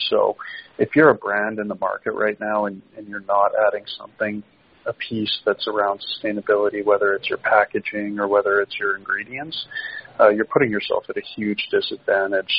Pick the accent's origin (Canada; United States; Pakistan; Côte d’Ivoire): Canada; as a Canadian